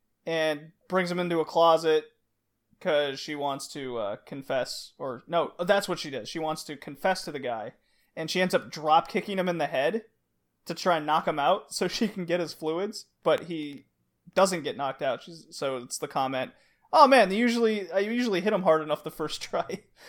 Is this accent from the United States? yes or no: yes; Texas, United States; I grew up in Texas.